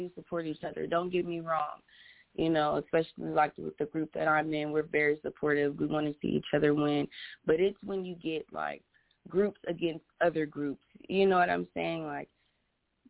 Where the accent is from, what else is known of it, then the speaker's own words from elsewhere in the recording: Columbus, Ohio, United States; I'm from Columbus, Ohio